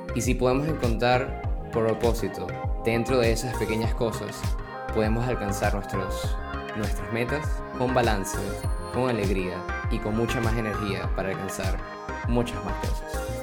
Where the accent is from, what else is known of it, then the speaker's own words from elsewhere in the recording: Caracas, Capital District, Venezuela; now in Berlin, Germany; Nací en Caracas, Venezuela y actualmente estudio y vivo en Berlín, Alemania